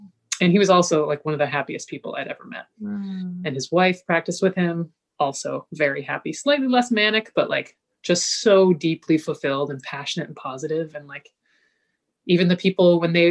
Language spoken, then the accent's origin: English; Kingston, Ontario, Canada; I was growing up in Kingston, Ontario